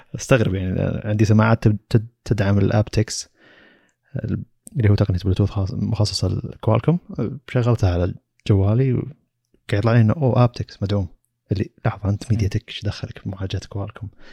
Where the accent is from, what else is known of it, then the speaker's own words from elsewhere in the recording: Saudi Arabia; عندنا بالسعودية